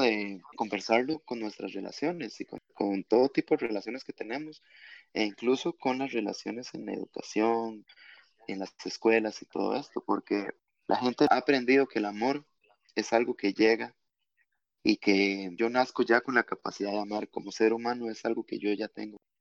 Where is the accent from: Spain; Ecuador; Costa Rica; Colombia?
Costa Rica; nosotros siendo todos costarricenses